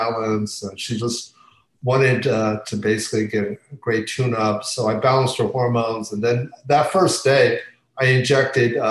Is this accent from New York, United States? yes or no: no; near Philadelphia, Pennsylvania, United States; I grew up in near Philadelphia